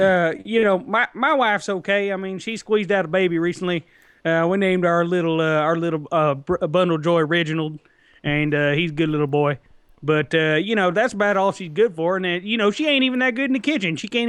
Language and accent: English; United States; I'm fucking American.